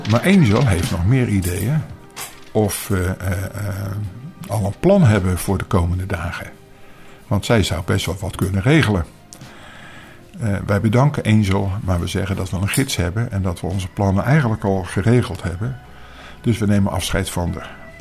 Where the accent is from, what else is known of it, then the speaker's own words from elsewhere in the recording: Netherlands; als, als Nederlanders